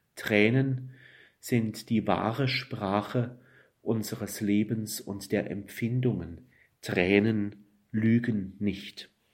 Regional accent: Black Forest, Baden-Württemberg, Germany; Ich komme aus dem Schwarzwald

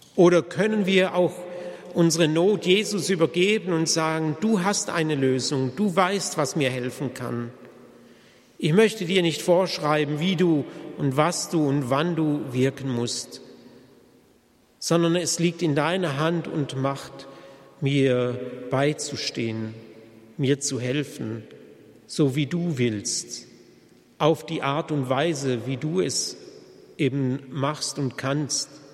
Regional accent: Germany; bei uns in Deutschland

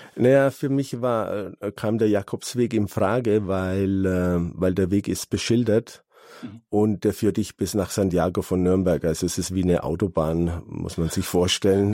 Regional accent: Calabria, Italy; moved away; Ich bin ja aus Süditalien, aus Kalabrien

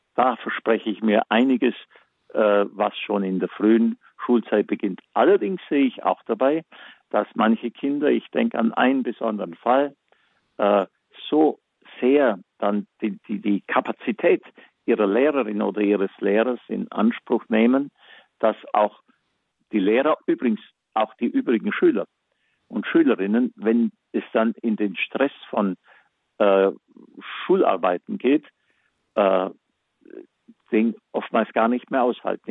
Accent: Germany; bei uns in Deutschland

